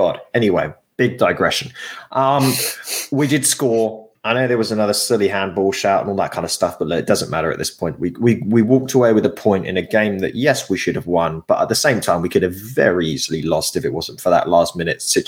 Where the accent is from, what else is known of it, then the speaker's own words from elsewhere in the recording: England, United Kingdom; as an Englishman